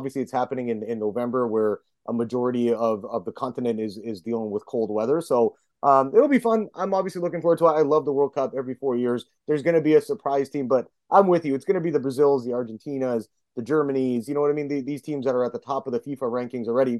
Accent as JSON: {"language": "English", "country": "Canada", "said": "I'm Canadian"}